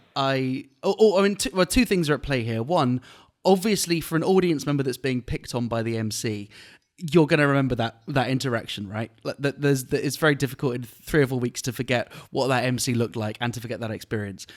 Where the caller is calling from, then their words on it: Penang, Malaysia; I'm calling in from a place called Penang